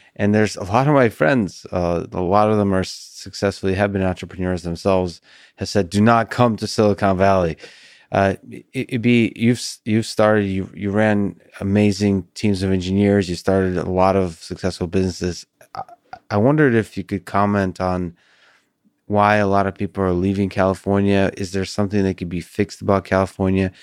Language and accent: English; Russia; now in United States; I was born in Russia